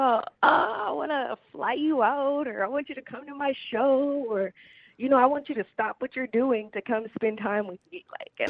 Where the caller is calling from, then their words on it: Grand Rapids, Michigan, United States; The Mitten, calling in from Grand Rapids, Michigan.